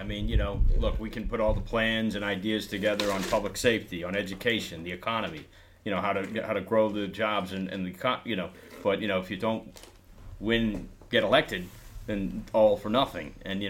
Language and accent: English; Montgomery County, Maryland, United States; now in Wicomico County, United States; Because I'm from Montgomery County originally.